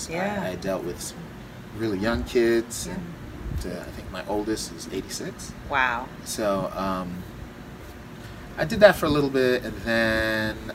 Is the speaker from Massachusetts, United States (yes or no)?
yes; Massachusetts, United States; born there; also born or lived in Florida / California; I was born in Massachusetts. Folks moved, or mom moved to Florida.